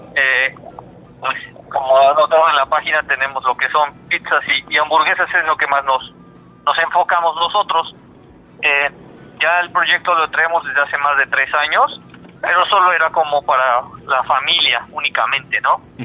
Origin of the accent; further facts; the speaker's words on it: Puebla, Mexico; somos de aquí de Puebla